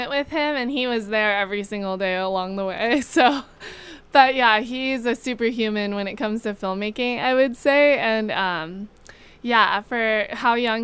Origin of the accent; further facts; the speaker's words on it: Hawaii, United States; I'm born and raised in Hawaii.